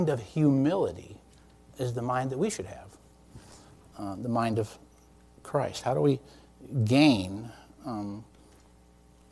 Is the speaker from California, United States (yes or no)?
no; New York, United States; now in Lynchburg, Virginia, United States; I'm from New York State